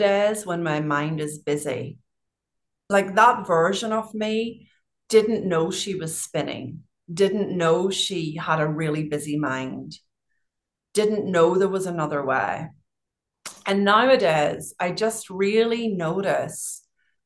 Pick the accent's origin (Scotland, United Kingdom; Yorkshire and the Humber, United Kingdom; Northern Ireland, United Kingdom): Northern Ireland, United Kingdom; moved away; I grew up in Northern Ireland